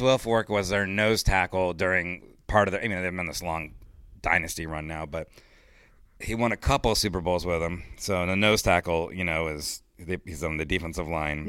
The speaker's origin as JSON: {"language": "English", "town": "Miami", "region": "Florida", "country": "United States", "tie": "born or raised there", "moved": "yes", "said": "I grew up in Miami, and I was living in Miami at the time"}